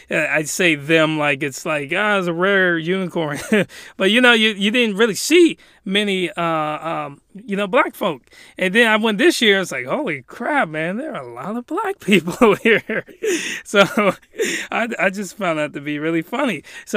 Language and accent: English; Japan; But let's just say I was raised in Japan.